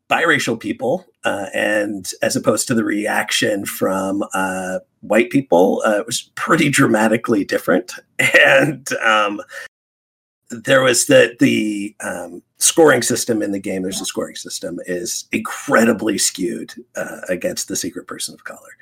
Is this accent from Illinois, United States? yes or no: no; Alaska, United States; first language English; also born or lived in West Coast; growing up in Alaska, where I did